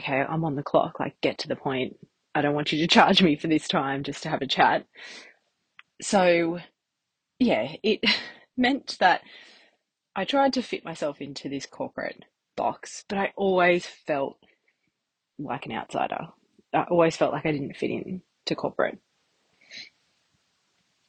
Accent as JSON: {"language": "English", "town": "Newcastle", "region": "New South Wales", "country": "Australia", "tie": "born or raised there", "said": "I grew up in Newcastle. I went to uni here"}